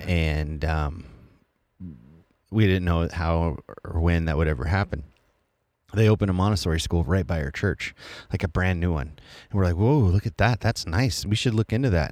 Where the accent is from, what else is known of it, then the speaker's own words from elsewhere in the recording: Colorado, United States; I'm from Colorado